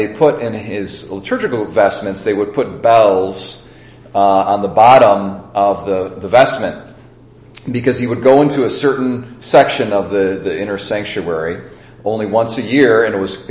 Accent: United States; as American Catholics

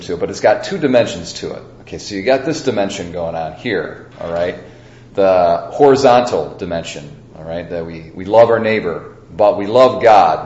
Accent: United States; as American Catholics

